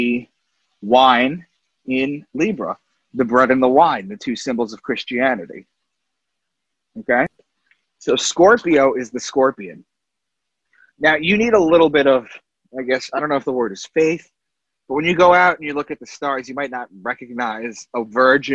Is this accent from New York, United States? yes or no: yes; Long Island, New York, United States; I'm from Long Island